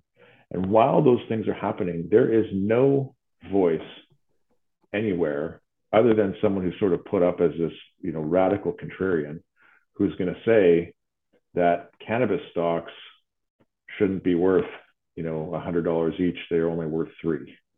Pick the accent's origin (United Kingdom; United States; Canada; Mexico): Canada; Ottawa, Ontario; we get numbers in my hometown of Ottawa, our hospital CHEO is up 2,000% since 2014